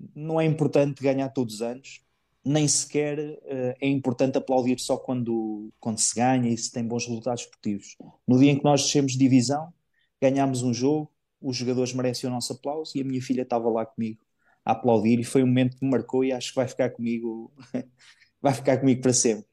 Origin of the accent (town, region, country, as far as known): Santa Comba Dão, Centro, Portugal; born or raised there; moved away as an adult; also born or lived in Coimbra; now in Ponta Delgada, Portugal